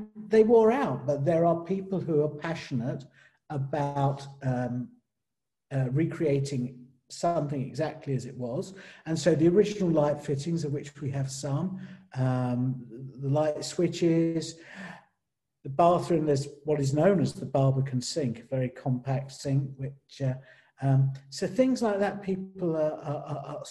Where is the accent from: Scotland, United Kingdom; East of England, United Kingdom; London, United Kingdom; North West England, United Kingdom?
London, United Kingdom; I didn't come from a village. I came from East London